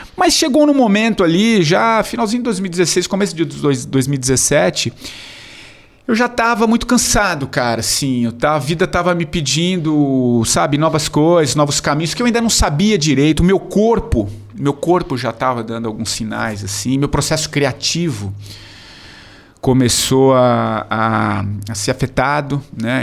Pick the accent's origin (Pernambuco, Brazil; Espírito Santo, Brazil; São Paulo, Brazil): São Paulo, Brazil; also born or lived in Tupã, São Paulo; Eu sou de São Paulo